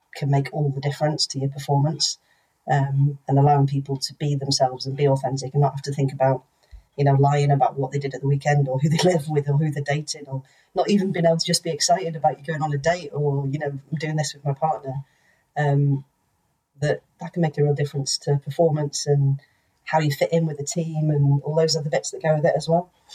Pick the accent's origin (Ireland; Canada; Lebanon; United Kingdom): United Kingdom; North Wales; growing up in North Wales